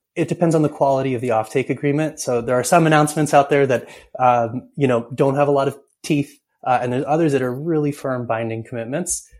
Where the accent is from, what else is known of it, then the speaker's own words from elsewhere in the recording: Ithaca, New York, United States; I grew up in Ithaca, New York, uh, and so I'm a big hometown fan.